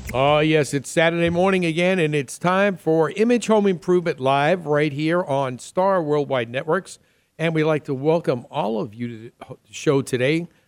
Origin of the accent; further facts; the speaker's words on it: New York City, New York, United States; I'm from the Queens side